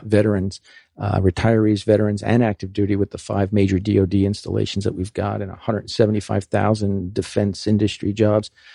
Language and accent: English; New York City, New York, United States; I'm from New York City